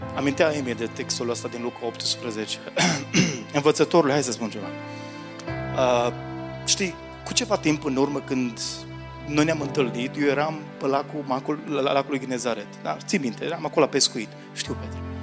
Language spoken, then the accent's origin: Romanian; Romania; Noi români